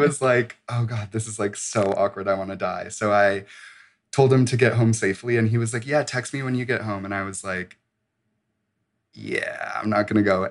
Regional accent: suburbs of Chicago, Illinois, United States; I'm from the suburbs of Chicago

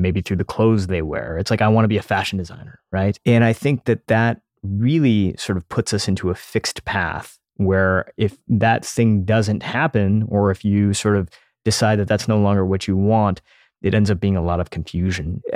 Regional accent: United States; as an Indian kid growing up in the United States

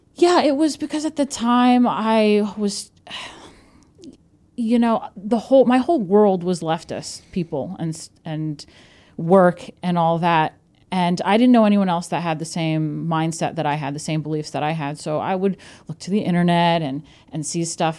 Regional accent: New York, United States; now in Brooklyn, United States; I'm from New York

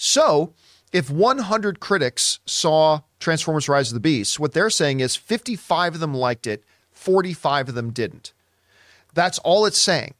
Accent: Canada; as a Canadian kid up there

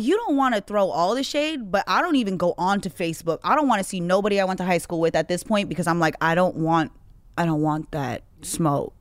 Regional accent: Hawaii, United States; I'm Hawaiian

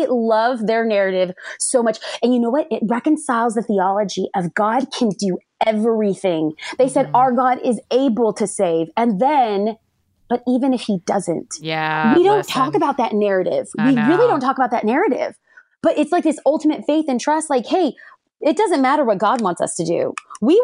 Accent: California, United States; And I grew up in California

